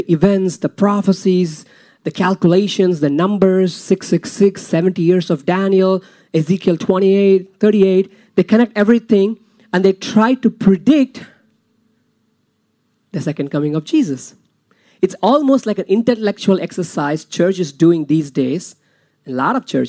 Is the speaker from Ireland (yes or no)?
no; India; moved away; I'm from India